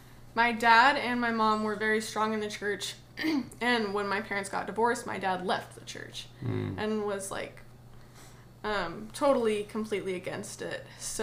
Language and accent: English; Idaho, United States; also born or lived in Pennsylvania / Indiana; I was born in Pennsylvania, actually. And then I moved to Indiana till I was about 12 and moved to Idaho and have been there kind of ever since.